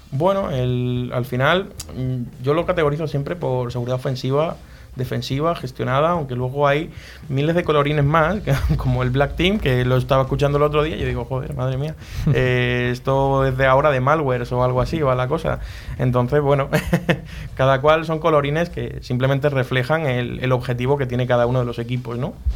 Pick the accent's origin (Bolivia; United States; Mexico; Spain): Spain; a village in Huelva, Andalusia; moved away as an adult; now in Madrid, Spain; yo no soy de aquí de Madrid, soy de un pueblo de Huelva